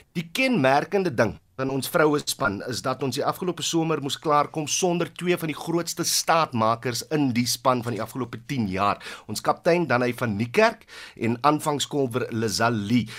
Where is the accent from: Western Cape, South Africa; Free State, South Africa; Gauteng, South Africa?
Western Cape, South Africa; jong kind wat toe ek in die Wes-Kaap groot geword